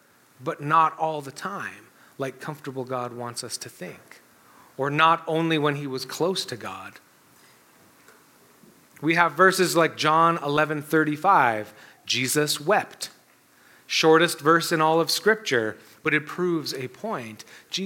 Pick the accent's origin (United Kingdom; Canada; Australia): Canada; we're Canadian